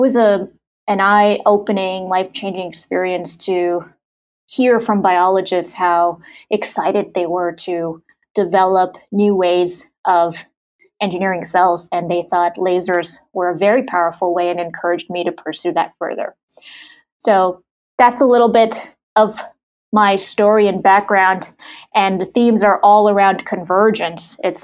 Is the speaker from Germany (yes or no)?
yes; Germany; also born or lived in Saudi Arabia / Sri Lanka; I was born in Saudi Arabia, grew up in Germany, went to high school in Sri Lanka.